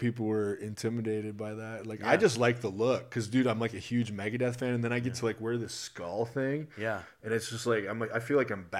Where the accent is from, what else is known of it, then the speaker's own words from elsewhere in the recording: Iowa, United States; moved away; So I'm originally from Iowa